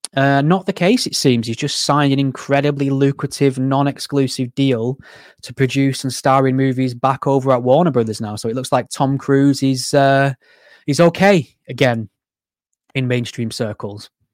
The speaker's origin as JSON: {"language": "English", "area": "Greater Manchester", "region": "North West England", "country": "United Kingdom", "said": "I'm from Greater Manchester, so I'm very close to the sort of, you know, hotspot areas"}